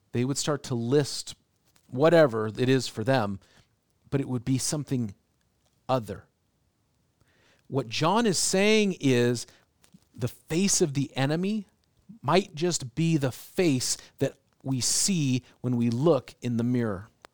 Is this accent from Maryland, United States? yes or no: no; Seattle, Washington, United States; now in Portland, United States; I grew up in Seattle